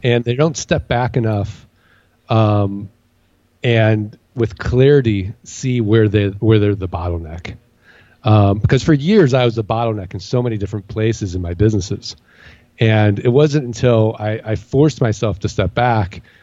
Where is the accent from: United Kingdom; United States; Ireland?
United States; St. Louis, Missouri; moved away as an adult; now in Phoenix, United States; I grew up in St. Louis.